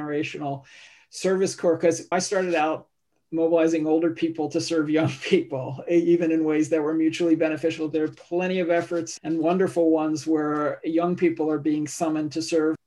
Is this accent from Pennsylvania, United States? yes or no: yes; Philadelphia, Pennsylvania, United States; my hometown, Philadelphia